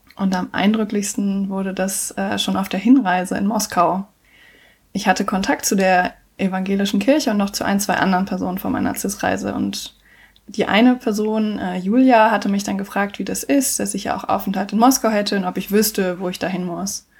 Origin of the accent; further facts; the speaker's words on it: Germany; ich als Deutsche